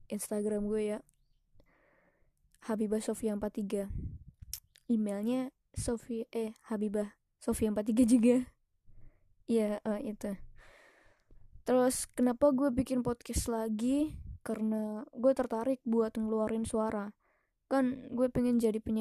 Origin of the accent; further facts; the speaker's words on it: Temanggung, Central Java, Indonesia; Gue terlahir dari daerah yang seperti itu di Temanggung. Lo cari deh Temanggung dari Jawa Tengah gue orang Jawa